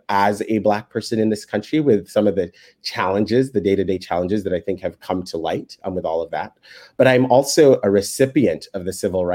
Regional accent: Kenya; moved away as an adult; now in United States; I was born in Kenya

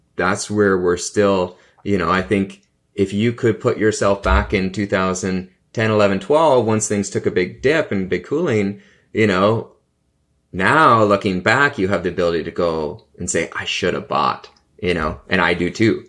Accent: Canada; I'm a Canadian

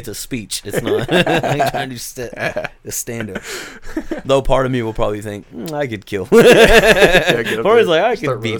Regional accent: Jay, Oklahoma, United States; especially growing up in Jay, a small community

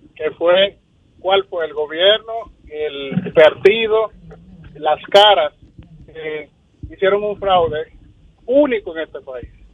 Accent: Dominican Republic; todos somos dominicanos

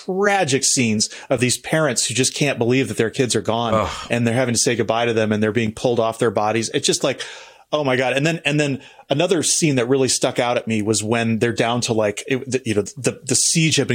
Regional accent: United States; as an American

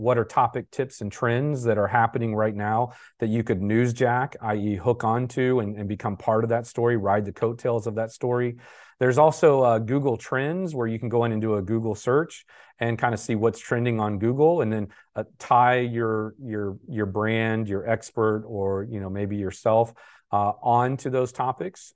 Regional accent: Jacksonville, Florida, United States; I'm from Jacksonville

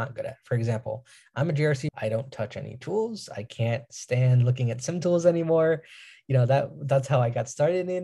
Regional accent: New York, United States; I'm from New York

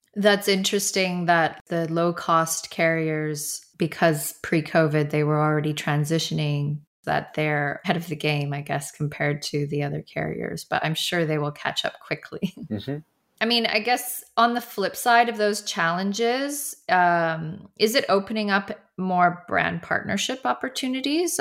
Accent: Canada; moved away as an adult; now in London, United Kingdom; I'm based in London, and but I'm from Canada originally, and I haven't been back in two years now

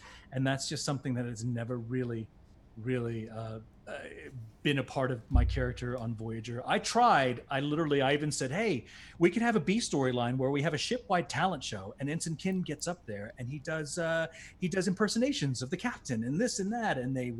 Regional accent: Bermuda; accent: British; Why can't I talk about myself growing up in Bermuda

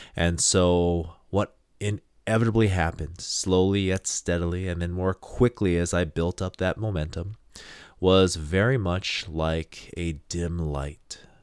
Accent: Hawaii, United States; I am from Hawaii

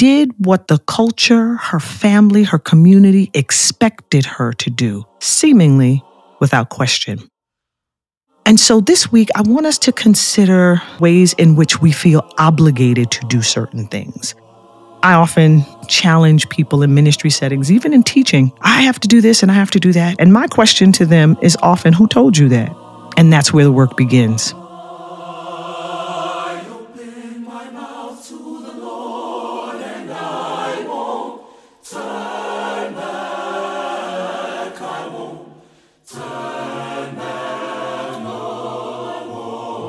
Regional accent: New York, United States; I was raised in the North, in New York

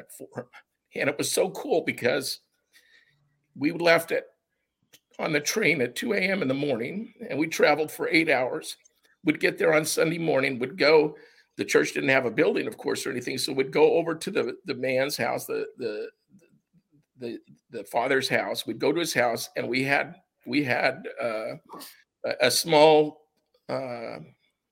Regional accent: United States; also born or lived in Japan; as an American

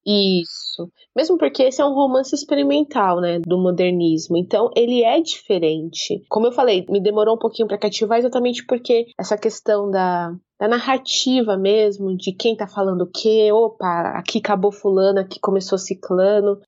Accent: São Paulo, Brazil; eu e minhas irmãs nascemos em São Paulo

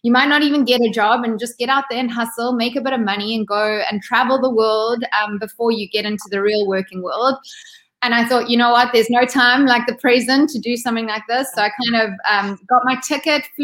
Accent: Ballito, KwaZulu-Natal, South Africa; moved away as an adult; also born or lived in United States; So I grew up in South Africa. In a small little coastal town called Belito. It's in Durban, so it's on the east coast of South Africa

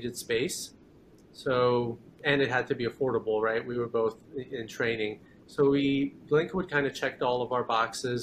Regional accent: Katy, Texas, United States; also born or lived in Iran / San Antonio; we immigrated here when I was 10 years old to the Katy area. And I've pretty much lived here my whole life.

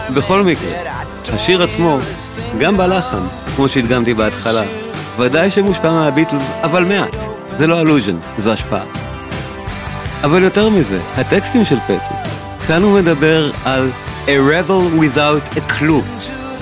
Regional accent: Israel

